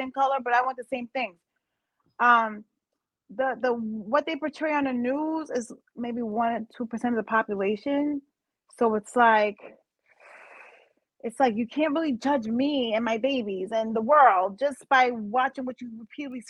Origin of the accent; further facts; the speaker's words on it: New York City, New York, United States; I'm from Brooklyn.